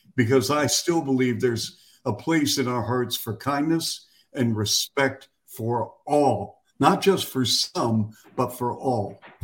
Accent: Seattle, Washington, United States; now in Chicago, United States; my hometown of Seattle

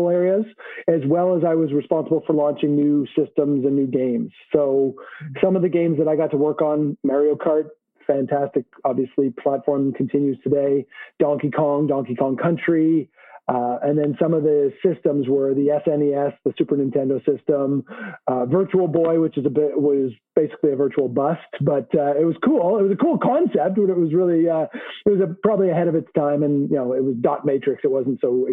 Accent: Montreal, Quebec, Canada; moved away as an adult; also born or lived in Vancouver, British Columbia; I'm a Canadian. I was born and raised in Montreal, a bilingual

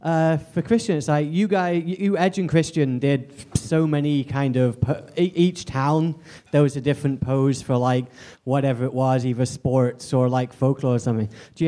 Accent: England, United Kingdom; moved away as an adult; also born or lived in near Toronto, Canada; now in Toronto, Canada; by the way, I'm from England, but I recently moved to near Toronto, Canada.

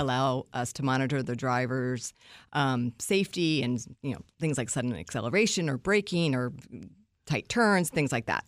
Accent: Washington, District of Columbia, United States; being on, on a morning show in my hometown

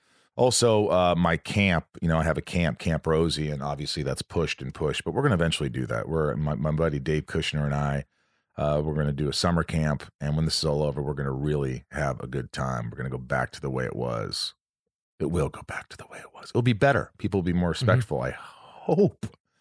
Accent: Long Island, New York, United States; I was born in Long Island in New York, right near Amityville.

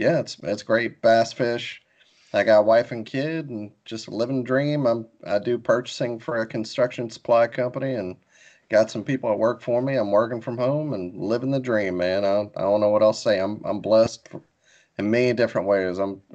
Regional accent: Biloxi, Mississippi, United States; moved away as an adult; also born or lived in New Orleans, Louisiana; now in Alabama, United States; I'm originally from Biloxi, Mississippi on the coast. I grew up there fishing mostly inshore, lived in New Orleans too

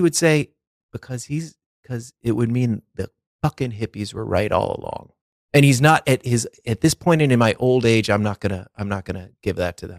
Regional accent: twenty miles from Boston, Massachusetts, United States; my hometown is only twenty miles from Boston

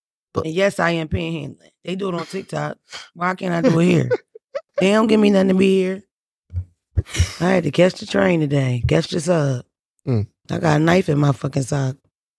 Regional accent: Boston, Massachusetts, United States; I'm from Boston.

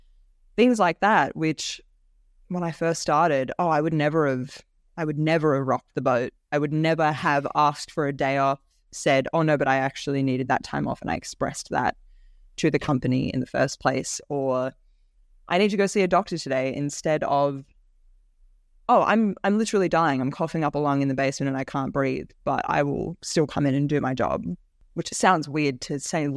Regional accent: Orange, New South Wales, Australia; child me growing up in Orange couldn't even imagine.

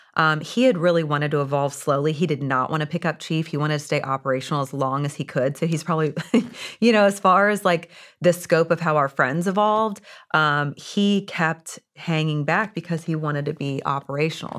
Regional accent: Indiana, United States; I was born and raised in Indiana

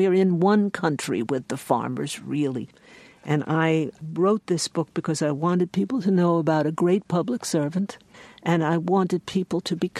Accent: New York, United States; The takeaway lesson for me, and I am an urban woman, I am a New Yorker

